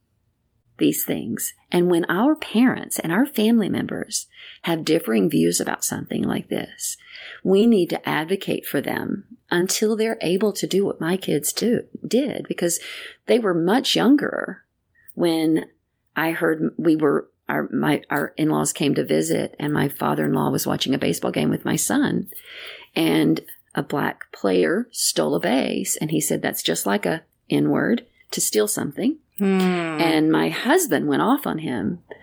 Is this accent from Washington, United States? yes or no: no; Greenville, Texas, United States; There was a sign to the entrance of our city that said, "Welcome to Greenville, Texas